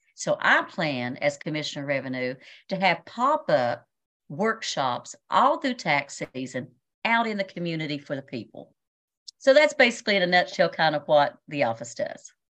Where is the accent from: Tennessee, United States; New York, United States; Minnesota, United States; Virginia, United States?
Virginia, United States; Washington County; also born or lived in Berea, Kentucky; I was born and raised here in Washington County